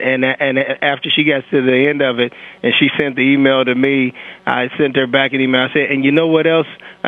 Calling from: St. Charles, Illinois, United States; St. Charles, Illinois. It's one of the leading areas for the Underground Railroad back in the day.

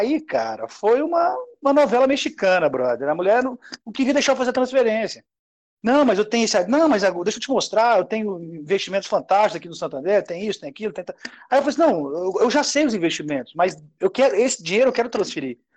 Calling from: Goiânia, Goiás, Brazil; eu estou falando de Goiânia, Goiás, é, eu sou administrador de empresa

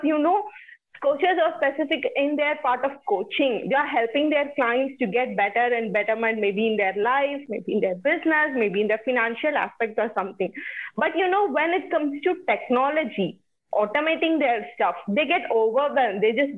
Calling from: India; I'm talking from India.

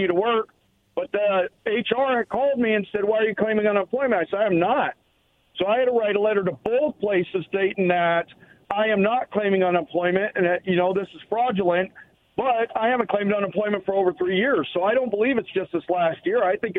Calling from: Pasco, Washington, United States; Hey, guys. How's it going? It's … from Pasco.

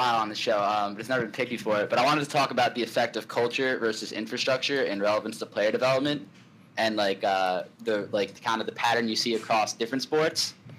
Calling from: Westchester, New York, United States; Westchester, New York.

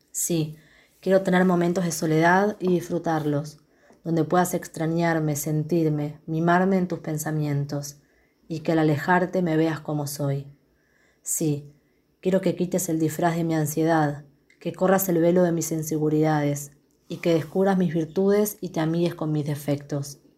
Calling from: Quilmes, Buenos Aires Province, Argentina; de Quilmes y les envío algunas poesías que escribí.

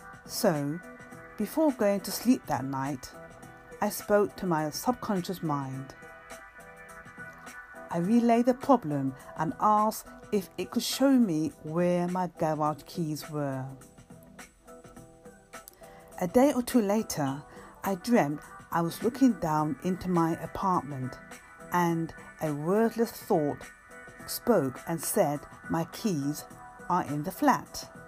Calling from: London, United Kingdom; from London, UK, calling at Anchor Radio on station DAM Books.

